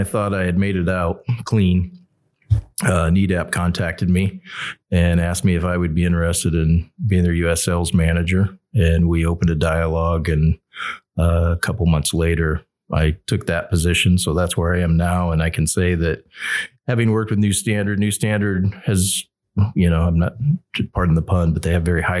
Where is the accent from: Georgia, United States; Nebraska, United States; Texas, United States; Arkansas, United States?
Texas, United States; outside of the Dallas Metroplex; moved away; I grew up outside of the Dallas Metroplex